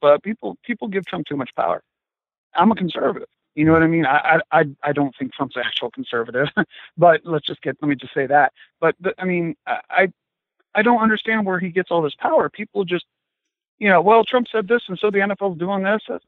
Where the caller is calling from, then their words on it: Ohio, United States; I'm uh, calling from Ohio. Calling uh, just a little bit uh, east of Cleveland